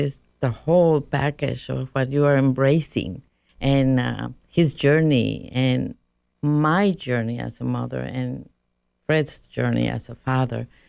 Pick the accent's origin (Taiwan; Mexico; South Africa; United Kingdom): Mexico; moved away; I was raised Roman Catholic in Mexico